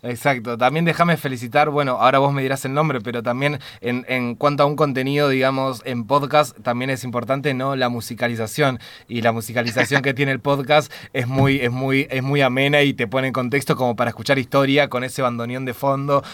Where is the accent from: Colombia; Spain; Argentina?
Argentina; quienes somos argentinos y argentinas